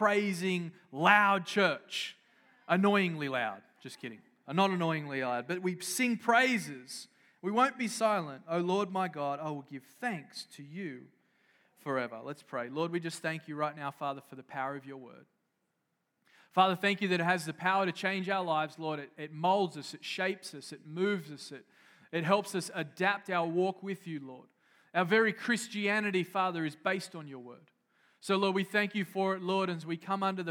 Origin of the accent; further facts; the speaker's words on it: Australia; now in United States; I grew up in Australia